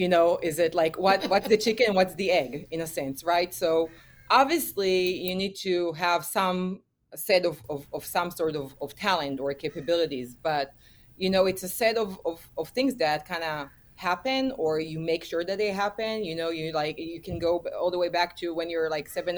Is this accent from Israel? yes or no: yes; Israel; returned back to my home country, that is Israel.